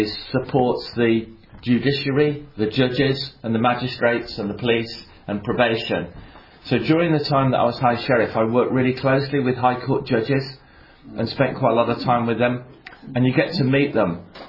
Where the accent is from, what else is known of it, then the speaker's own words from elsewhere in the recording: Coventry, West Midlands, United Kingdom; I was born and bred in Coventry. Went to Stachel Primary School, not far from here